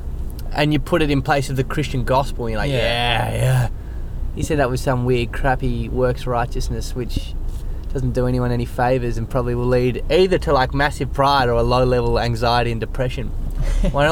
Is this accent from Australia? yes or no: yes; Kingston, Tasmania, Australia; growing up in Kingston, like, traffic lights were a very foreign concept